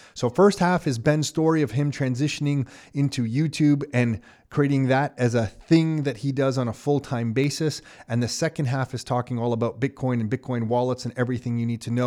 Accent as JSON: {"language": "English", "country": "Canada", "tie": "born or raised there", "said": "I grew up middle class in Canada"}